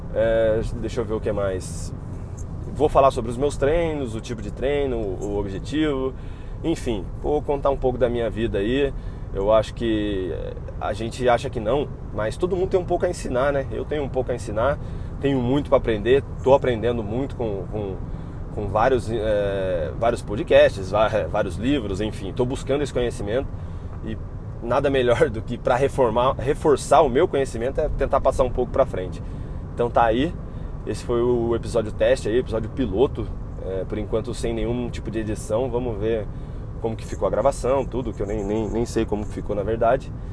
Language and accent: Portuguese; Taubaté, São Paulo, Brazil; sou de Taubaté, trabalho em Campos do Jordão